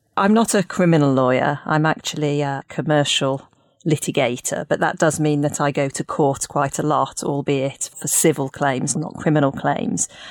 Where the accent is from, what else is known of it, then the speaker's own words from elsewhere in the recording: Leeds, Yorkshire and the Humber, United Kingdom; moved away as an adult; also born or lived in Cambridge; now in Hertfordshire, United Kingdom; I grew up in Leeds, and I went to the Jewish schools in Leeds